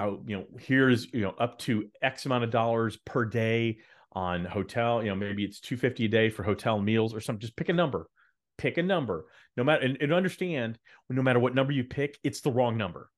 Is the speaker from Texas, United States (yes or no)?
yes; Dallas, Texas, United States; I grew up in Dallas